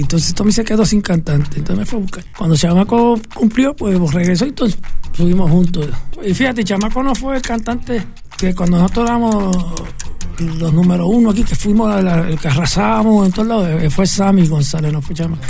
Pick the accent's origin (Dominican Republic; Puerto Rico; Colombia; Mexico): Puerto Rico; Cataño; also born or lived in Santurce, Puerto Rico; después fue para Cataño que fui y ese, ahí me crié